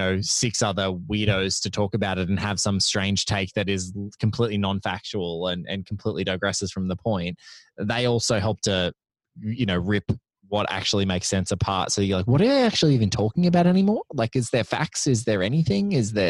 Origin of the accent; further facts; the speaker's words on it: Australia; because I'm Australian too